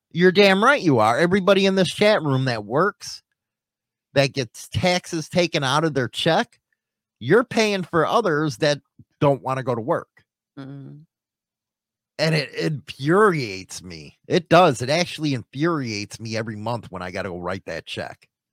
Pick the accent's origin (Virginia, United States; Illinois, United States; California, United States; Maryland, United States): Illinois, United States; Chicago; moved away; I come from Chicago